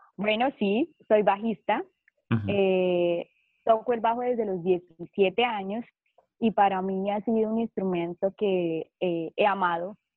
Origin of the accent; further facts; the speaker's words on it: Cúcuta, Norte de Santander, Colombia; soy de Cúcuta, Colombia